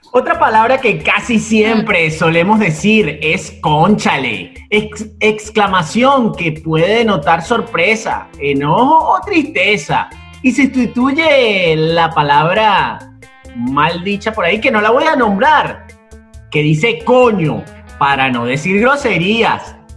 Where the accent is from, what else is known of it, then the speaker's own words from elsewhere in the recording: Maracaibo, Zulia, Venezuela; yo también soy maracucho.